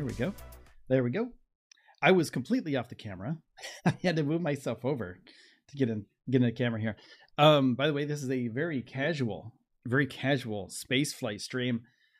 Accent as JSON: {"language": "English", "region": "Vermont", "country": "United States", "also_born_or_lived": "New York / Starbase, Texas", "lives_now": "Georgia, United States", "said": "I'm from Georgia now. I was from Vermont and from Starbase. I went from Starbase. Okay, so the last 4 years-ish, a lot of moving. Vermont to New York to Starbase, Texas, for about a year, and then back to New York, back to Vermont, and down."}